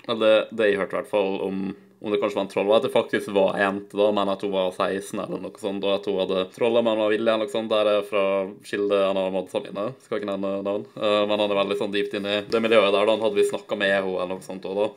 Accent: Nordmøre, Møre og Romsdal, Norway; now in Ålesund, Norway; jeg er fra Nordmøre, ikke sant, selv om jeg bor på Sunnmøre

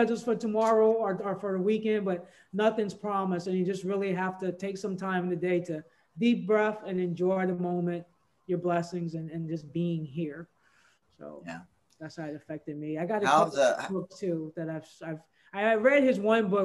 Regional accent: Louisiana, United States; I'm from Louisiana

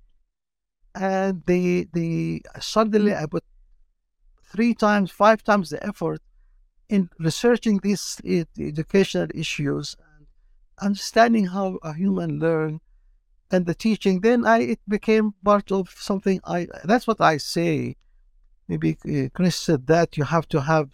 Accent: Palestine; also born or lived in Jordan / Kuwait; now in Canada; I'm from Palestine, so I'm Palestinian

